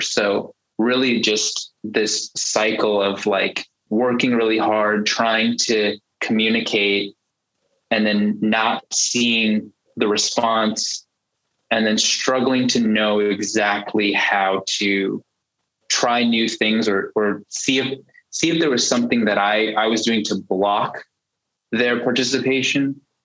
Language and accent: English; United States; also born or lived in China; I am culturally American, you know, born and raised, and my parents were born and raised in the US too